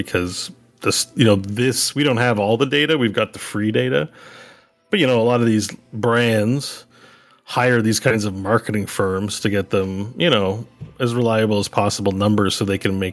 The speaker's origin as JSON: {"language": "English", "region": "Quebec", "country": "Canada", "tie": "born or raised there", "said": "I grew up in Quebec"}